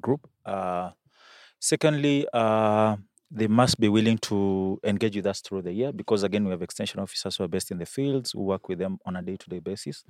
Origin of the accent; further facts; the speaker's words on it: Makueni County, Kenya; I come from Akwene.